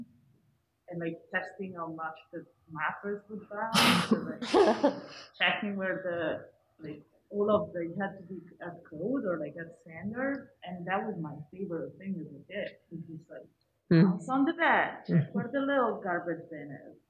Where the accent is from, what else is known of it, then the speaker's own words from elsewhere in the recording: Italy; moved away; growing up in Italy